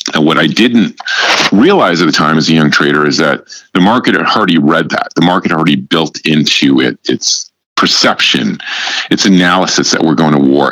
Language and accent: English; New York area, United States; moved away as an adult; also born or lived in Chicago, Illinois / Southern California; I'm originally from the New York area